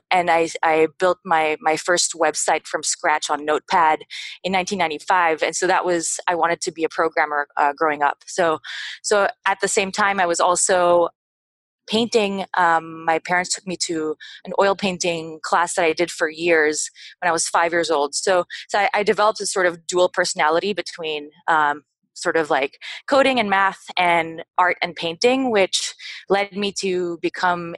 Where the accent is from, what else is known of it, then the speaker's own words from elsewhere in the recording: Manila, Metro Manila, Philippines; first language French; English is a second language; also born or lived in France; now in North America; I grew up in the Philippines at the French school. Because I'm half French, half Filipino.